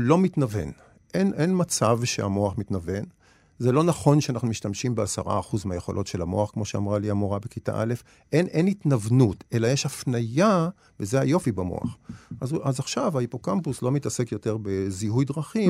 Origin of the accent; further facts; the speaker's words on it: Nof Yam, Central District, Israel; also born or lived in Ein Karem, Jerusalem; אני גדלתי בנוף ים